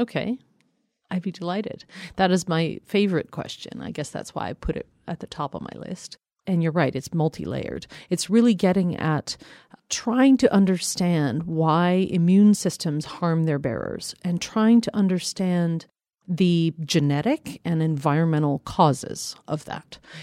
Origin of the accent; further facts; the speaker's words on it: Colorado, United States; I grew up in Colorado